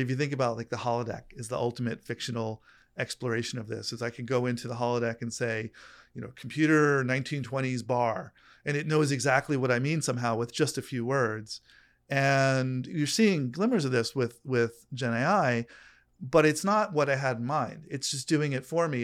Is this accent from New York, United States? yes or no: yes; New York, United States; now in California, United States; I grew up in New York